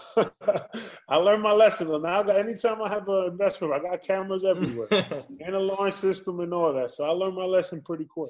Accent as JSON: {"language": "English", "region": "New York", "country": "United States", "tie": "born or raised there", "said": "I was born and raised in New York"}